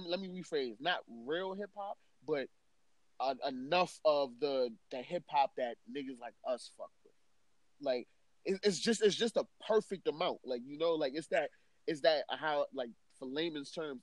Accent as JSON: {"language": "English", "town": "New York City", "region": "New York", "country": "United States", "said": "I am unapologetically a New Yorker"}